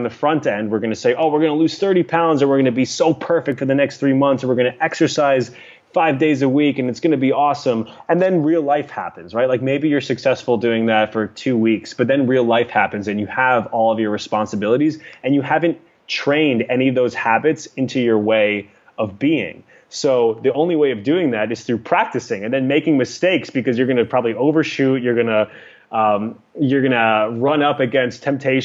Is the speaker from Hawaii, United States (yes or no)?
no; New York City, New York, United States; now in Los Angeles, United States; I'm a New Yorker.